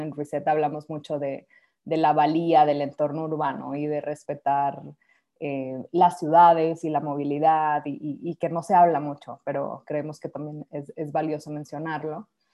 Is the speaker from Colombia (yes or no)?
no; Mexico